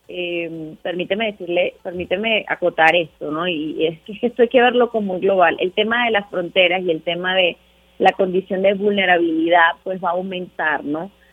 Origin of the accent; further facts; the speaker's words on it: Venezuela; now in Mexico; en realidad soy venezolana, pero vivo en México